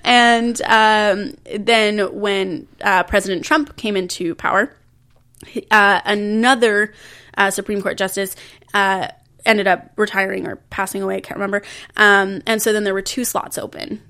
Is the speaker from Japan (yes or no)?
no; Canada; I was born and raised in Canada